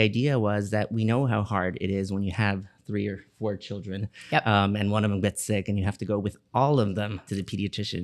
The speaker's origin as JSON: {"language": "English", "town": "Miami", "region": "Florida", "country": "United States", "tie": "born or raised there", "said": "I was born and raised here in Miami, Florida"}